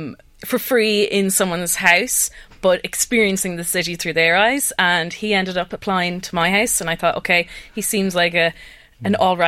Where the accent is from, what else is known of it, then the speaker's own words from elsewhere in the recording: Kells, County Meath, Ireland; moved away as an adult; also born or lived in Germany / Sweden; I was born in Kells and I stayed there until I finished school. And then I ended up travelling around for a good while and living in Germany and then Sweden.